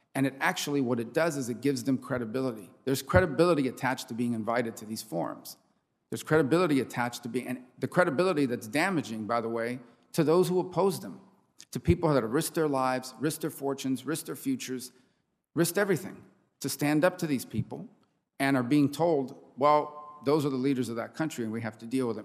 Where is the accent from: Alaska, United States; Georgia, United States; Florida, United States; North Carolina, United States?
Florida, United States; Miami; my hometown of Miami